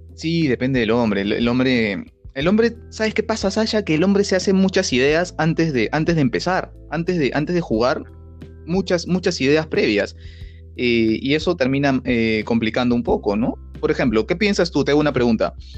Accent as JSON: {"language": "Spanish", "region": "Lima", "country": "Peru", "accent": "peruano", "said": "nosotros los limeños, los peruanos"}